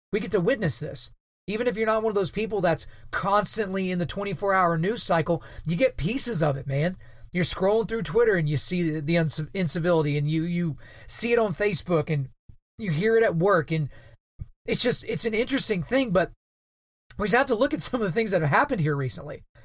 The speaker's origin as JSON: {"language": "English", "region": "Oklahoma", "country": "United States", "tie": "born or raised there", "said": "here in my home state of Oklahoma"}